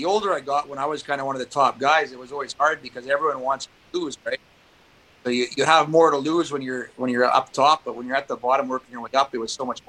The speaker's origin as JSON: {"language": "English", "region": "Saskatchewan", "country": "Canada", "tie": "born or raised there", "said": "growing up in Pee Wee and Bantam, I was one of the best players in the province, you know, playing the AA Bantam leagues in Saskatchewan"}